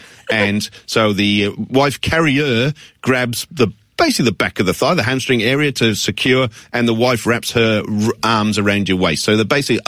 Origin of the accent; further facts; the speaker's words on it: Australia; as an Australian